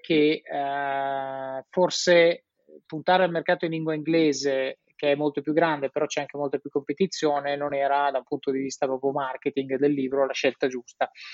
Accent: Italy; moved away as an adult; also born or lived in Switzerland / England / Netherlands / Rome; sono in Italia, paese meraviglioso, vivo a Roma

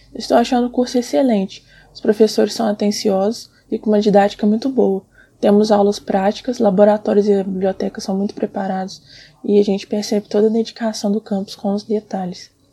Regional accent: Santos Dumont, Minas Gerais, Brazil; eu sou de Santos Dumont, Minas Gerais

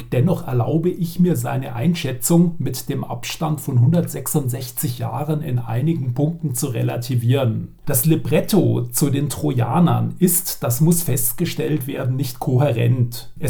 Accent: Regensburg, Bavaria, Germany; Ich darf hier mal als Regensburger etwas Lokalpatriotismus einbringen.

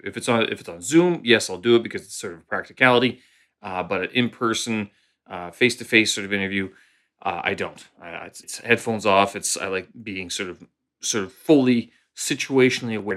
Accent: Canada; moved away as an adult; now in Beijing, China; I'm a Canadian expat living here in, uh, Beijing, China.

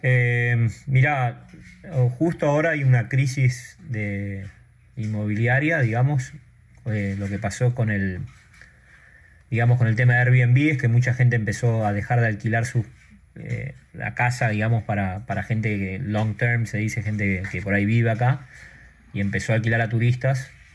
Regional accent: Argentina; moved away as an adult; also born or lived in San Francisco, United States; now in Maui, United States; yo nací en los Estados Unidos, mis padres vivieron un tiempo acá después volvieron para Argentina

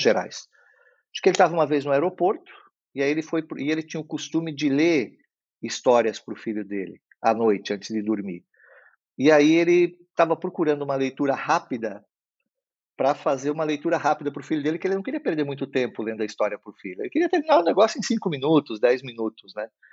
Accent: Blumenau, Santa Catarina, Brazil; como a gente morava numa cidade do interior, nem sempre tinha acesso a, a, a boas livrarias, apesar de na cidade onde eu nasci, que é Blumenau

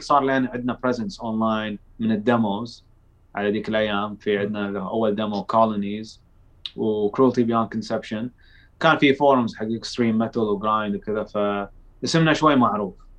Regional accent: Saudi Arabia; احنا من السعودية

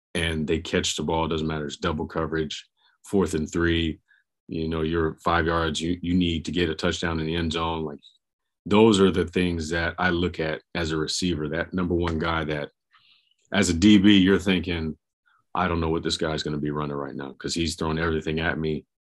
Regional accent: Jacksonville, Florida, United States; I'm from Jacksonville

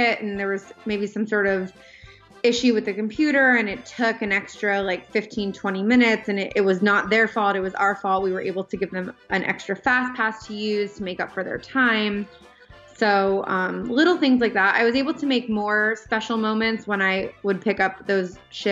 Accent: Pennsylvania, United States; moved away as an adult; I grew up in Pennsylvania

